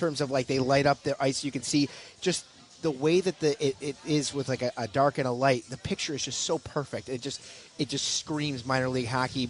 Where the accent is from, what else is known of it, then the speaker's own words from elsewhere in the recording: Fairport, New York, United States; Brian, I grew up in Rochester in the lovely burg of Fairport down there